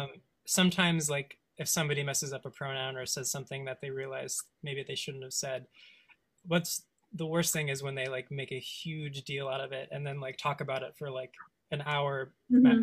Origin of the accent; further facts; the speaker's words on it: West Coast, United States; I grew up on the West Coast